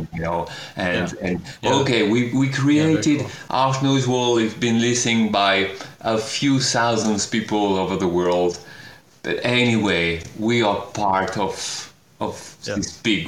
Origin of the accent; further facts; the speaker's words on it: France; English is a second language; I am French, and I am speaking English with you.